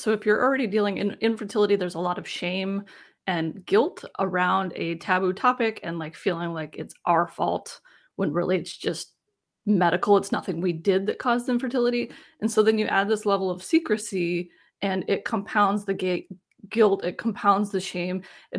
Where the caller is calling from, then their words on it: Richmond, Virginia, United States; I am in Richmond, Virginia.